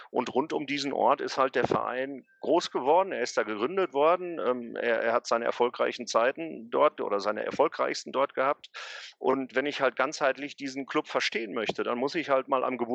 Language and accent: German; North Rhine-Westphalia, Germany; welche zauberhafte Geschichte sich hier in meiner Heimat, also im Ruhrgebiet, in den letzten 150, 160, 170 Jahren abgespielt hat